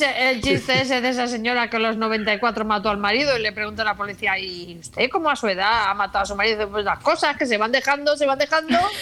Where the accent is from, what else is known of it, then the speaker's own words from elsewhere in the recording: a village in Granada, Andalusia, Spain; now in Madrid, Spain; Yo, vivo, en Madrid, pero, pero soy de un pueblo de Granada